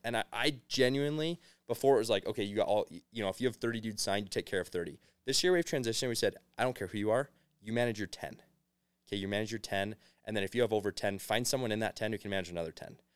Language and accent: English; Arizona, United States; moved away as an adult; now in Provo, United States; I'm from Arizona originally